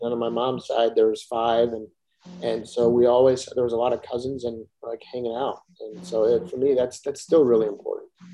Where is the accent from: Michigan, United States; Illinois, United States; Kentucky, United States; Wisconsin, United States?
Wisconsin, United States; Kenosha; growing up in Ken- Kenosha, Wisconsin, moving to a very small farm community